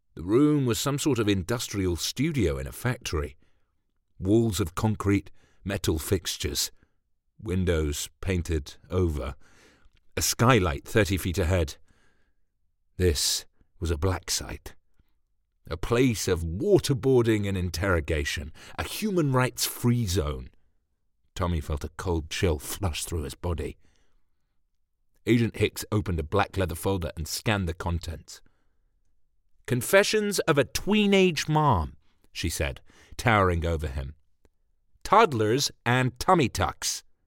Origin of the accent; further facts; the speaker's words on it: England, United Kingdom; I'm English